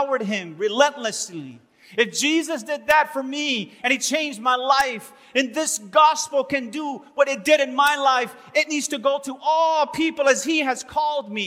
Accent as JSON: {"language": "English", "town": "Los Angeles", "region": "California", "country": "United States", "tie": "born or raised there", "also_born_or_lived": "Miami / Silas, Alabama", "moved": "as an adult", "said": "I was born and raised in Los Angeles"}